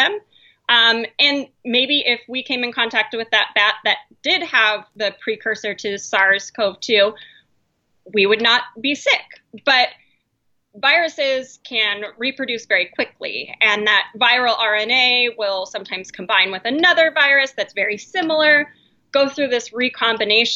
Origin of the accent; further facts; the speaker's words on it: Montana, United States; now in Idaho, United States; being in Idaho, I grew up in Montana